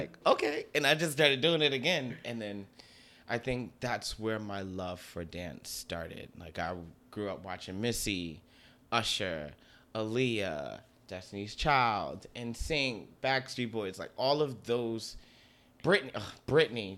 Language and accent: English; Newark, New Jersey, United States; moved away as an adult; now in Bronx, United States; I was born and raised in Newark